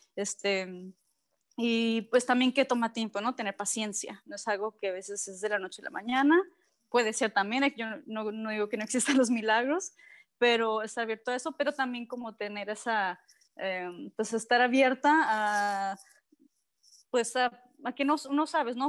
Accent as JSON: {"language": "Spanish", "town": "Cabo San Lucas", "region": "Baja California Sur", "country": "Mexico", "tie": "born or raised there", "said": "nací en San, José del Cabo, ¿no? Pero siempre en Cabo San Lucas."}